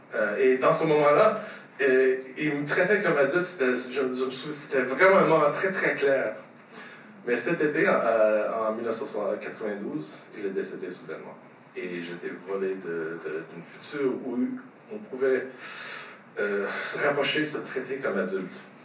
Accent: Montreal, Quebec, Canada; also born or lived in Châteauguay; je suis né ici à Montréal.

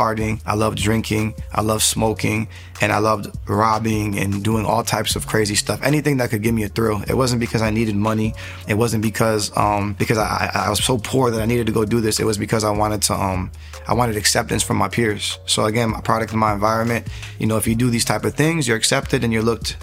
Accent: Fort Lauderdale, Florida, United States; I was born and raised in Fort Lauderdale, Broward County, Florida.

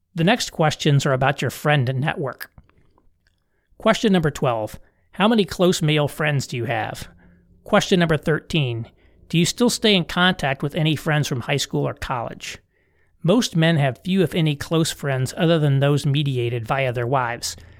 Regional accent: Indiana, United States; I'm from Indiana

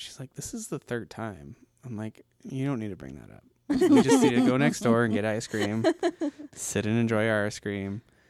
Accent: Wickenburg, Arizona, United States; moved away as an adult; now in Globe, United States; I only moved here in 2014. And I'm from Wickenburg

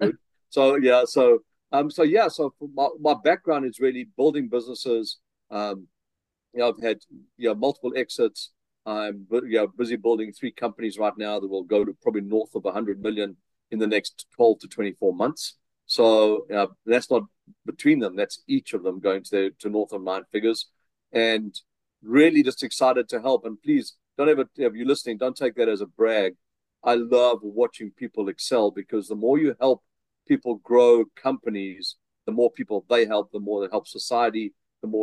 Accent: South Africa; accent: South African; moved away as an adult; now in Vancouver, Canada; I still have my South African accent

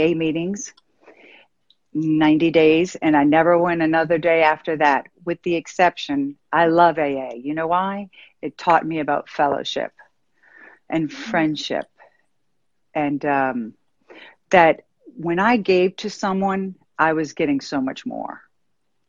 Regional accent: New Orleans, Louisiana, United States; I'm from New Orleans and I grew up in this nuclear family

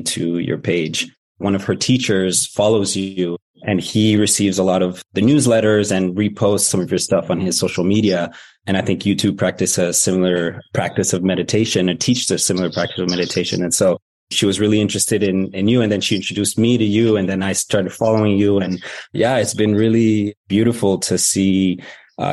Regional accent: Moscow, Russia; now in Canada; I was born in Moscow

